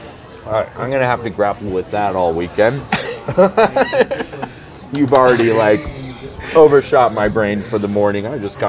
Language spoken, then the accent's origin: English; Centennial, Colorado, United States; I grew up in Centennial.